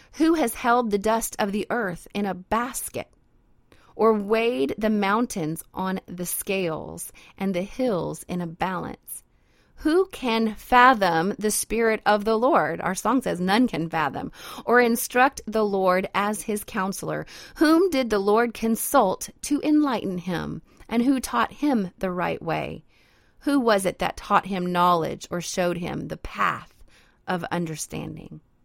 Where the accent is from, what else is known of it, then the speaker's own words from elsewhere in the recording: Idaho, United States; now in Louisiana, United States; I'm originally from Idaho, so I'm a mountain girl myself.